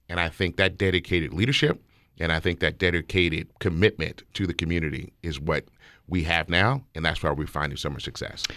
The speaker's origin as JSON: {"language": "English", "town": "Las Vegas", "region": "Nevada", "country": "United States", "tie": "born or raised there", "said": "I'm born and raised in Las Vegas. I'm born and raised in the historic West Side. I live in the house I grew up in."}